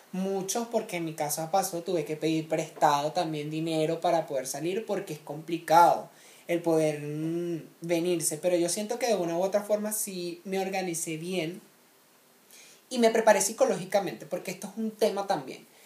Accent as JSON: {"language": "Spanish", "country": "Venezuela", "said": "yo más que nadie entiendo porque yo soy venezolano."}